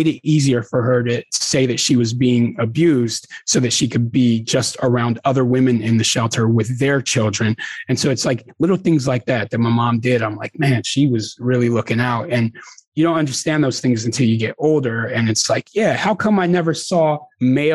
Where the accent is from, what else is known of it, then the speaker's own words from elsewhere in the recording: Los Angeles, California, United States; now in San Diego, United States; we're growing up in some really rough parts of Los Angeles